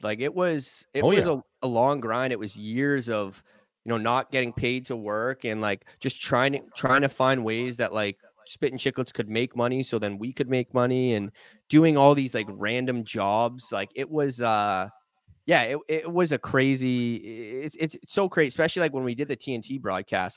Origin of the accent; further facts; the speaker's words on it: Boston, Massachusetts, United States; moved away as an adult; now in New York, United States; I grew up in Boston, 93